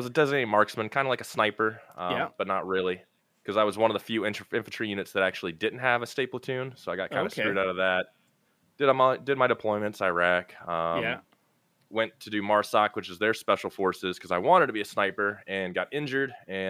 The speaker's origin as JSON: {"language": "English", "region": "Maryland", "country": "United States", "tie": "born or raised there", "moved": "yes", "lives_now": "Florida, United States", "said": "Born and raised in Maryland, just outside DC. Lived there till 2004. Moved down to Florida."}